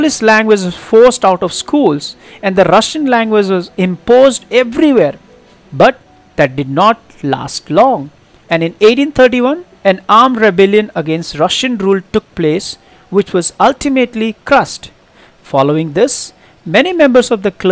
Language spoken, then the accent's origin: English; India; We just feel we are Indian